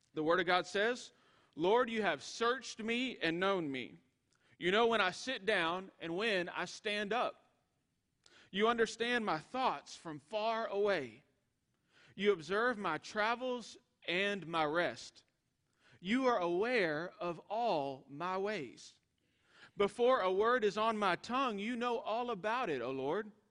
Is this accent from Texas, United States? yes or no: yes; East Texas, United States; moved away as an adult; also born or lived in Arkansas / Georgia; East Texas catfish that I was raised on